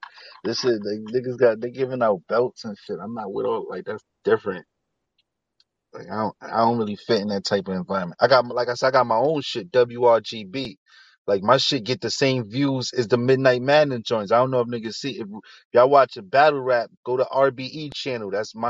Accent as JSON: {"language": "English", "town": "New York City", "region": "New York", "country": "United States", "said": "me and Hell Rev is not that tight because I'm from Harlem and homie from the Bronx"}